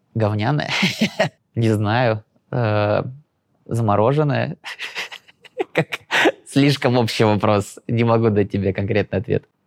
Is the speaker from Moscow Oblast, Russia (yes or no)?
yes; Lyubertsy, Moscow Oblast, Russia; со своего района, с Желебинского, я из Люберец, ну, типа, из Желебина, Люберец